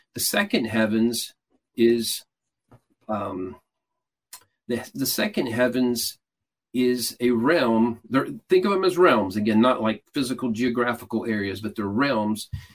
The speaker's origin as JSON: {"language": "English", "town": "Atlanta", "region": "Georgia", "country": "United States", "said": "I'm from Atlanta"}